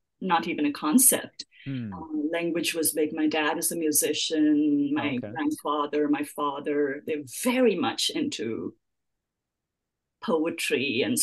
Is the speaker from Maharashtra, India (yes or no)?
yes; Mumbai, Maharashtra, India; first language English; moved away as an adult; also born or lived in Calcutta, India / Philadelphia, United States; now in Orange County, United States; I wasn't born in Mumbai. I was born in Calcutta, but raised in Mumbai. And I'm a proud Mumbai girl for